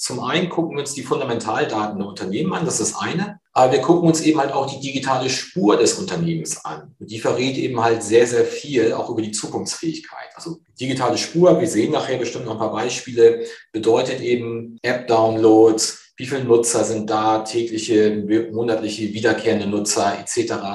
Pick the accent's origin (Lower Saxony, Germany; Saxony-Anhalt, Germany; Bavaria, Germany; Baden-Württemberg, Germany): Lower Saxony, Germany; near Cuxhaven; moved away as an adult; now in Hamburg, Germany; gebürtig komme ich aus der Nähe von Cuxhaven